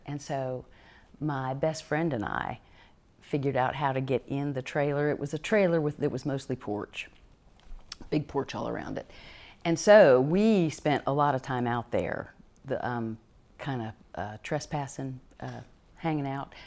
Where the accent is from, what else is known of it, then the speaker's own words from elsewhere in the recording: Charlotte, North Carolina, United States; I was born in Charlotte, North Carolina